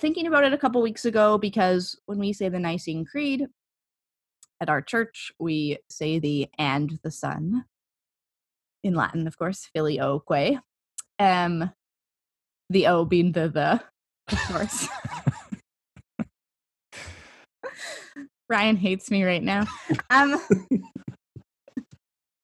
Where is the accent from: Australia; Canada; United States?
Canada; I'm Canadian